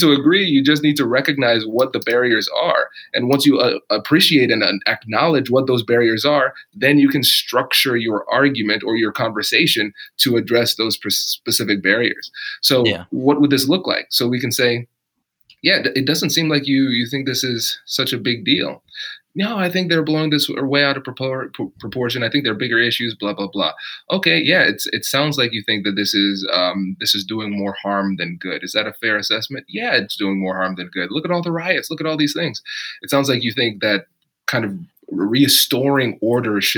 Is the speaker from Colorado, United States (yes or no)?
no; Tiffin, Ohio, United States; I grew up in Tiffin, Ohio, so small town Ohio